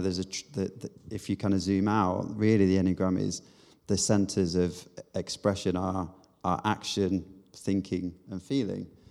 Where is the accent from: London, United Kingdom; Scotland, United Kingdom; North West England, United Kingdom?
North West England, United Kingdom; Manchester; moved away; also born or lived in South Korea / Bath; I'm from Manchester originally, or just outside Manchester.